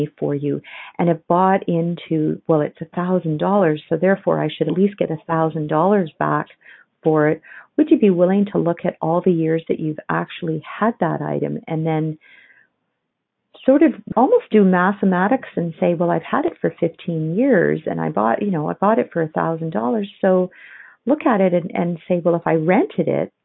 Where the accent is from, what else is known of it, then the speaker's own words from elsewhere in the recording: Ontario, Canada; now in Alberta, Canada; I grew up on Ontario, where there was a ton of antiques